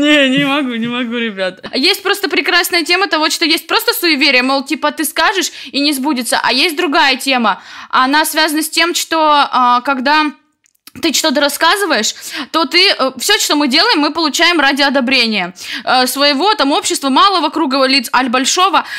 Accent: White Sea coast, Russia; now in Saint Petersburg, Russia; Я с берегов Белого моря

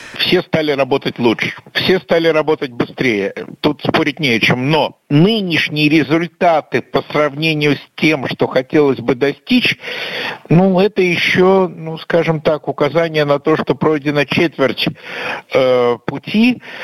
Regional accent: Russia; как обычный россиянин в Минске

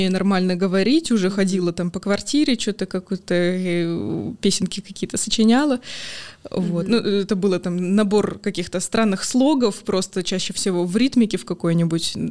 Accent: Novosibirsk, Novosibirsk Oblast, Russia; now in Saint Petersburg, Russia; Из Новосибирска. Да, я из Новосибирска родом

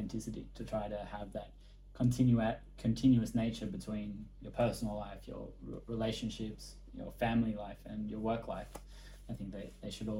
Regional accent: Australia; moved away as an adult; also born or lived in Thailand; now in Bali, Indonesia; I grew up in Australia

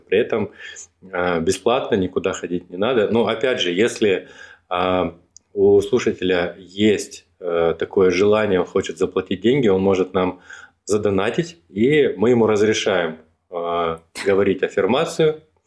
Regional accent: Rostov-on-Don, Rostov Oblast, Russia; moved away as an adult; now in Moscow, Russia; я из Ростова, когда переезжал в Москву

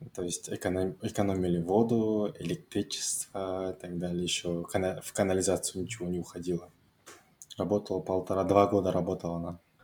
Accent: Almaty, Kazakhstan; я алматинец

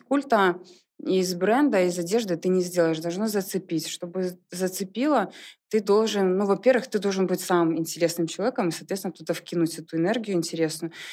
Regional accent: Soligorsk, Minsk Region, Belarus; moved away as an adult; now in Minsk, Belarus; я не из Минска, я из Солигорска. Угу. И сюда приехала учиться.

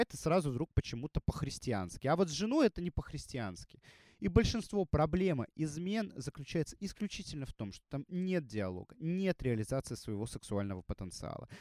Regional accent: Russia; also born or lived in Saint Petersburg / Moscow; я живу в России, я россиянин

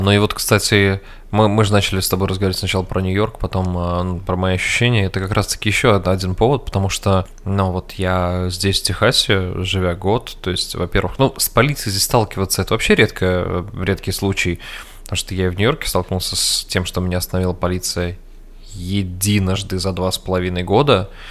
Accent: Samara, Samara Oblast, Russia; moved away as an adult; also born or lived in New York, United States; now in Austin, United States; я рос и жил в Самаре всю свою сознательную жизнь

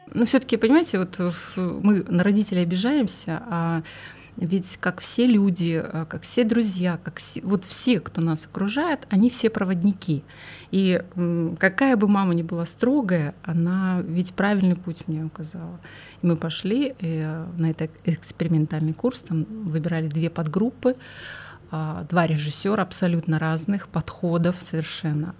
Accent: Khabarovsk, Khabarovsk Krai, Russia; я родом из Хабаровска

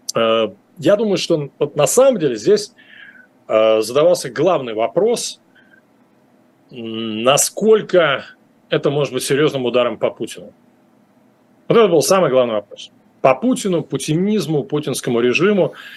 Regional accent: Moscow, Russia; moved away; я в Москве жил на улице Вавилова, до этого на Ленинском проспекте, в общем, юго-запад – это абсолютно мои родные края

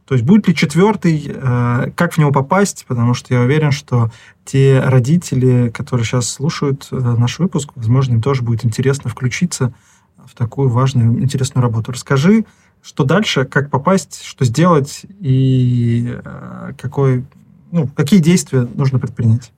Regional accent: Nizhny Novgorod, Nizhny Novgorod Oblast, Russia; Я из Нижнего Новгорода, и 82-й лицей.

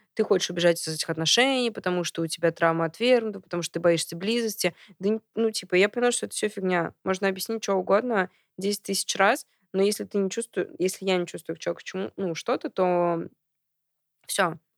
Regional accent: Kazan, Tatarstan, Russia; moved away as an adult; also born or lived in Saint Petersburg, Russia; now in Moscow, Russia; я родилась в Казани

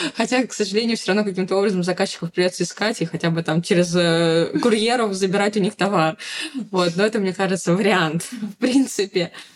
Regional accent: Saint Petersburg, Russia; moved away as an adult; also born or lived in Yekaterinburg; now in Bali, Indonesia; не в самом Петербурге, откуда я родом

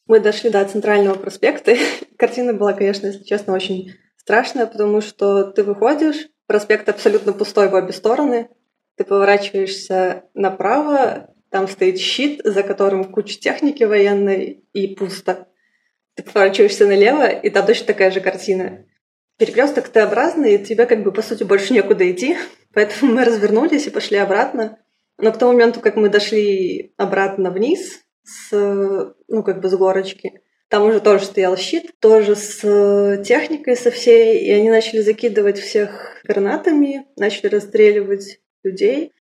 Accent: Minsk, Belarus; moved away as an adult; Я из Беларуси, я сама родом из Минска, и я там прожила 24 полных года, до 2016 года.

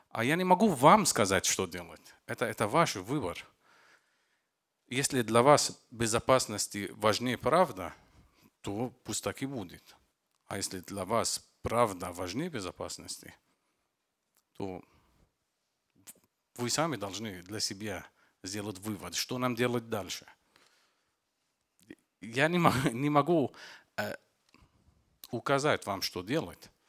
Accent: Lebanon; Russian is a second language; Я из Ливана. … Это маленькое государство, а, окружено Сирия и Израиль и Средиземное море. Я из Ливана.

